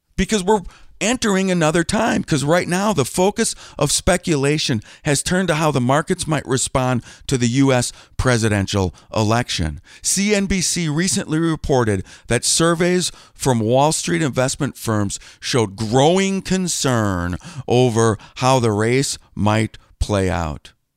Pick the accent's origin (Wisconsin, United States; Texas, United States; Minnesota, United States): Wisconsin, United States; Green Bay; I grew up in Green Bay, Wisconsin